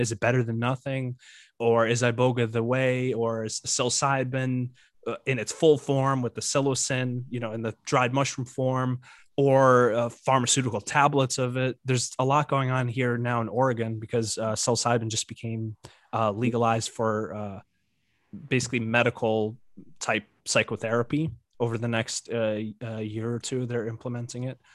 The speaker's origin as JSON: {"language": "English", "country": "Ukraine", "tie": "born or raised there", "moved": "yes", "said": "I was born in Ukraine"}